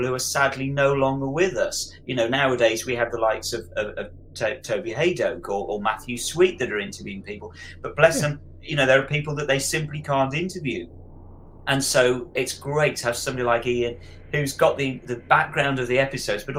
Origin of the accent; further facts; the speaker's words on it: Birmingham, West Midlands, United Kingdom; in Birmingham, literally my hometown, down the road from me